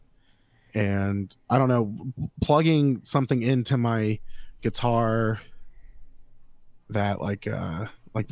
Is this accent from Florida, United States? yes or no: yes; Florida, United States; I'm from Florida